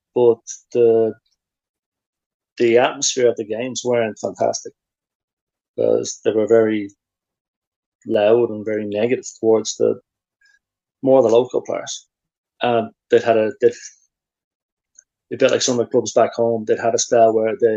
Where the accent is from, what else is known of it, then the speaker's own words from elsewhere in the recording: Ireland; moved away as an adult; also born or lived in Sweden; you go away as an Irish person